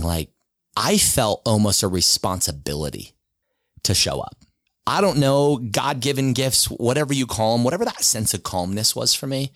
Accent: Sandy, Utah, United States; I grew up in Sandy. From the time I was two till I was seventeen, I lived in Sandy.

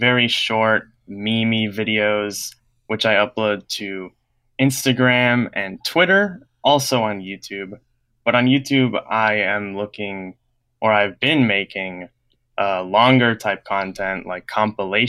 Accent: New York, United States; I am 19 years old and I am from New York

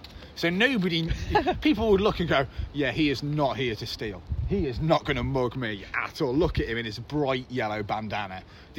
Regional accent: Telford, West Midlands, United Kingdom; I'm from Telford, and there's no fucking accent.

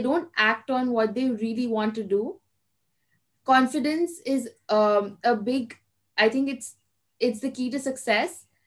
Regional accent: Kolkata, West Bengal, India; also born or lived in Mumbai; And I am from Kolkata, which is in East India.

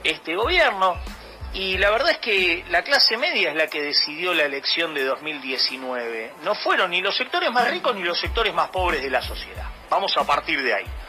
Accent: Argentina

